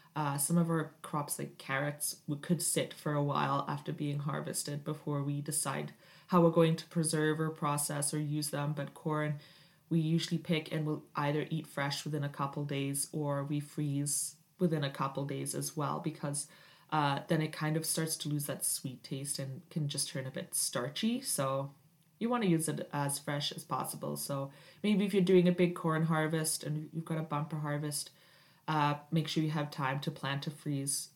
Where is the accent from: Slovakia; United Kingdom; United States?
United Kingdom; now in Canada; I am Canadian, but I did grow up in Britain